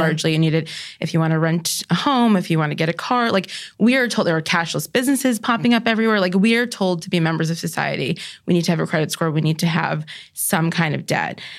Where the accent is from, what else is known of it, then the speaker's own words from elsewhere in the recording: New York, United States; I'm a New Yorker